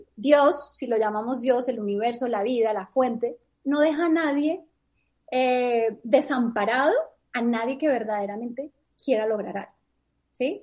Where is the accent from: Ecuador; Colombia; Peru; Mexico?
Colombia; Bogotá; moved away as an adult; Yo soy de Colombia, de Bogotá. Y cuando tenía 25 años, hace 20 años, decidí mudarme de país